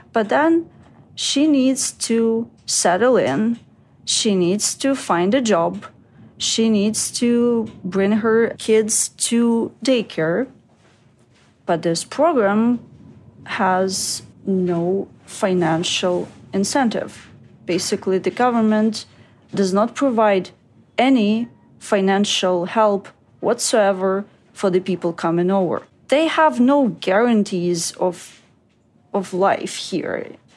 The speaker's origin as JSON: {"language": "English", "region": "Kyiv", "country": "Ukraine", "tie": "born or raised there", "moved": "yes", "said": "in Kyiv, in my hometown"}